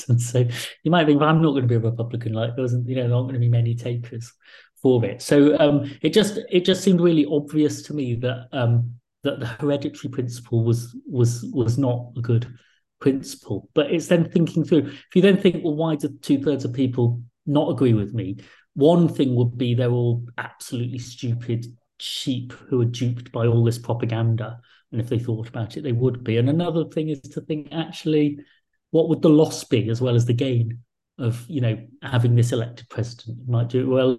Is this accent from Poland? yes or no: no; England, United Kingdom; also born or lived in Liverpool / Essex; I was born in the 70s to parents who came from India and Ireland to this country, you know, a few years earlier. So I grew up with identity issues